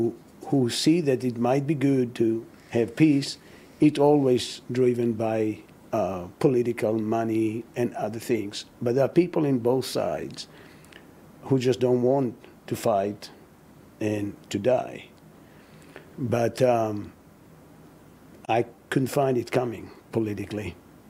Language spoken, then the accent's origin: English; Israel; I grew up in Israel as a non-believing Jew.